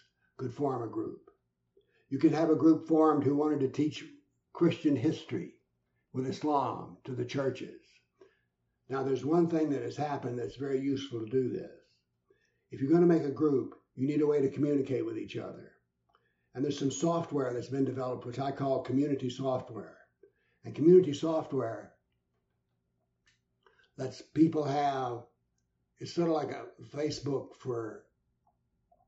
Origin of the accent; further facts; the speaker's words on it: Nashville, Tennessee, United States; my hometown of Nashville